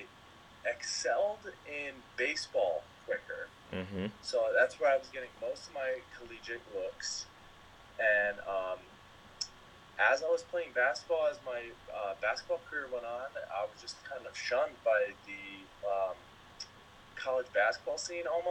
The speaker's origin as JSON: {"language": "English", "town": "Waterford", "region": "Connecticut", "country": "United States", "tie": "born or raised there", "also_born_or_lived": "Staten Island, New York", "moved": "as an adult", "said": "I grew up in Waterford, Connecticut"}